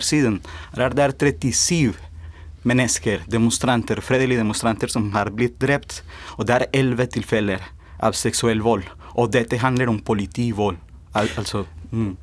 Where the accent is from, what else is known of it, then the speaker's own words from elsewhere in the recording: Colombia; now in Norway; jeg kommer også fra, fra Colombia.